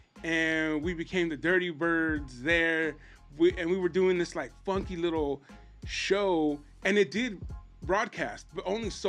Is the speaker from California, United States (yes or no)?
yes; California, United States; born or raised there